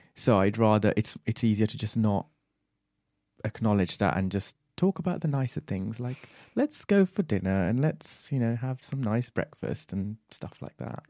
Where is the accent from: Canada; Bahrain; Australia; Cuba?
Bahrain; moved away; also born or lived in Sri Lanka; I was born and raised in Bahrain and, uh, my parents are from Sri Lanka, so I grew up between those two countries.